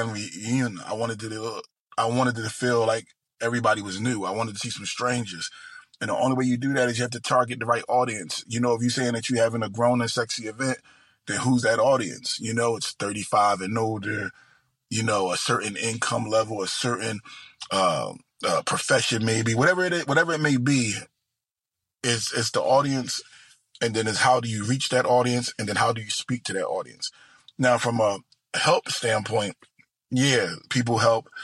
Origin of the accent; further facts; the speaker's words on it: Philadelphia, Pennsylvania, United States; moved away; also born or lived in Delaware / New Jersey / Ohio; I grew up in South Philadelphia and West Philadelphia. Then lived about 60 places since then